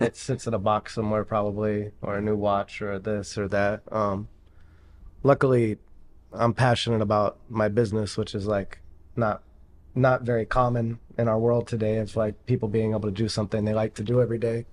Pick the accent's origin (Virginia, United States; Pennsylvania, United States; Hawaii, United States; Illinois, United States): Pennsylvania, United States; Pittsburgh; moved away; I'm from Pittsburgh originally